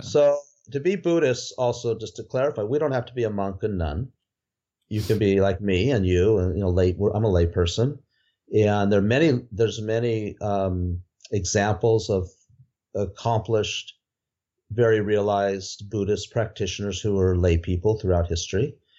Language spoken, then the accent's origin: English; outside Los Angeles, California, United States; also born or lived in Nepal; I grew up outside Los Angeles